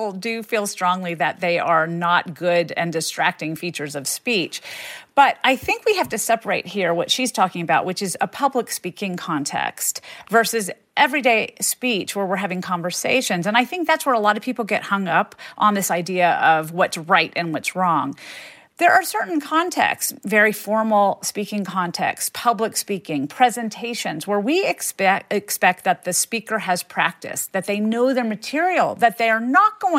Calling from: Florida, United States; from Florida.

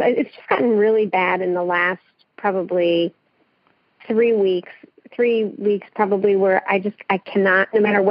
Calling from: Edmond, Oklahoma, United States; I'm calling from Oklahoma City, from Edmond, Oklahoma.

